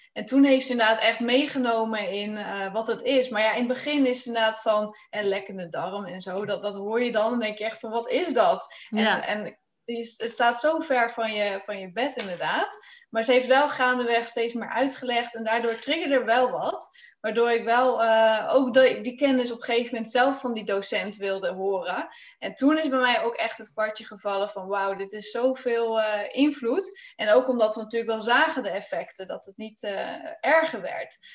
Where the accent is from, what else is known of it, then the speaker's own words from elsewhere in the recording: Friesland, Netherlands; ik eh, kom uit Friesland